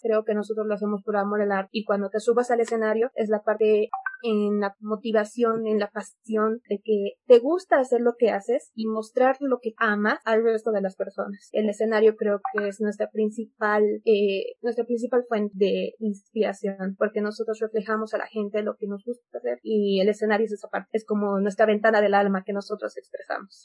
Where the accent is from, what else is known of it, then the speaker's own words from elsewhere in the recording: Bolivia; nosotros como bolivianos